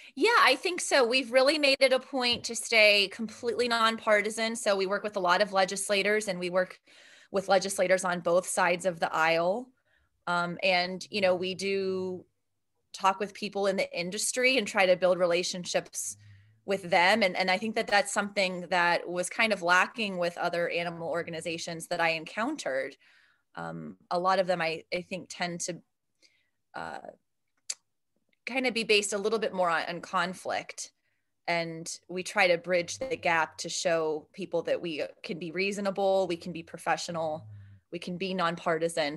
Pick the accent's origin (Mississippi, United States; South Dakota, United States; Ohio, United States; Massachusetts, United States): Ohio, United States; Steubenville; moved away as an adult; now in Pittsburgh, United States; I'm from Steubenville, Ohio, which is about forty-five minutes outside of Pittsburgh